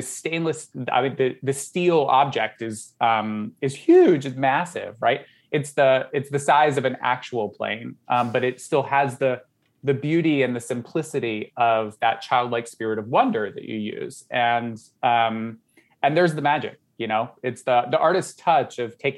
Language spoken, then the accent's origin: English; Southern Georgia, United States; moved away; I grew up in Southern Georgia